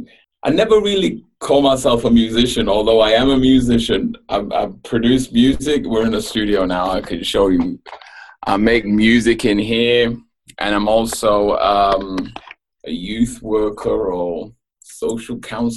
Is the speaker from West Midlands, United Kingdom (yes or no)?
no; Manchester, North West England, United Kingdom; moved away as an adult; now in Melbourne, Australia; Yeah, I'm from Manchester